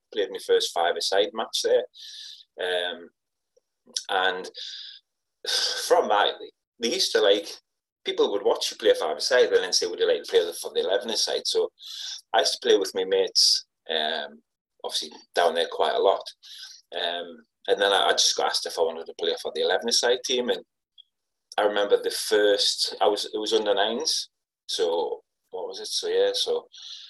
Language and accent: English; Wallsend, North East England, United Kingdom; also born or lived in Ashington; I didn't move to Wallsend until I was 5. So I used to live, I was born in Ashington. I lived out in Northumberland and then came into Wallsend when I was 5.